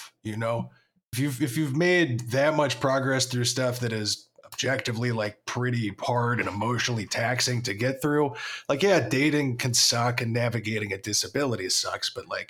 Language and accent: English; Oklahoma, United States; now in Chicago, United States; I'm in like this big cool city and I'm from Oklahoma, so like what do I know?